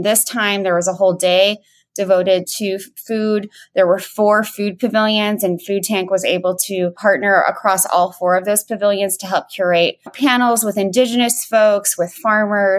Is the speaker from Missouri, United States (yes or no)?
yes; Defiance, Missouri, United States; I grew up in Defiance, Missouri, and I grew up around farmers